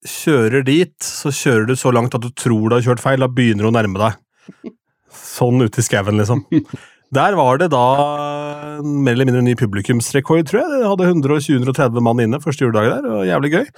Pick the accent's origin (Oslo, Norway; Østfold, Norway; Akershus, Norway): Østfold, Norway; Askim; hjemme i Askim